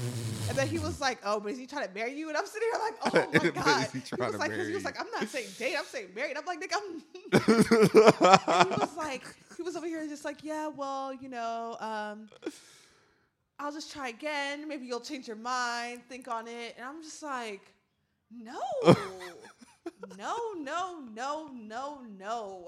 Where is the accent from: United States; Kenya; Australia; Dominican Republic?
United States; I'm from America.